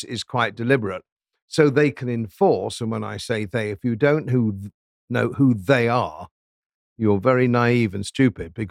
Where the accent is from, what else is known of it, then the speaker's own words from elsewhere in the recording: Yorkshire and the Humber, United Kingdom; as a Yorkshireman